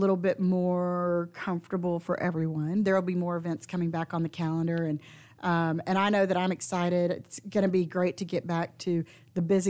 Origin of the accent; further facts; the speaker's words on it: the South, United States; we're from the South. We hug around here.